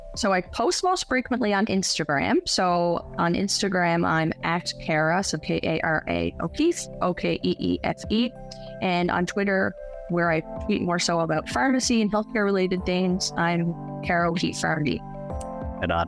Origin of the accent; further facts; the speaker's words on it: St. Philip's, Newfoundland and Labrador, Canada; now in St. John's, Canada; born and raised in St. Philip's, now living in downtown St. John's.